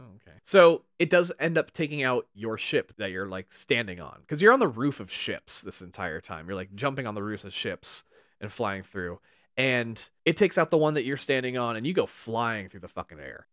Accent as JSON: {"language": "English", "region": "California", "country": "United States", "tie": "born or raised there", "said": "we grew up in very different parts of California"}